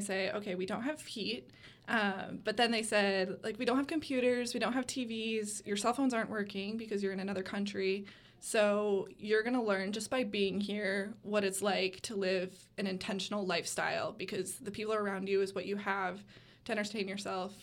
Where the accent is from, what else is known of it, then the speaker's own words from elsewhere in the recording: West Michigan, United States; moved away as an adult; now in Gainesville, United States; I am from a small town in West Michigan